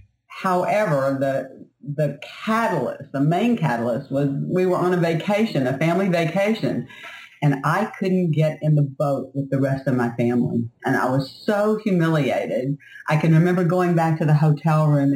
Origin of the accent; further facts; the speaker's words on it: South Louisiana, United States; I grew up in South Louisiana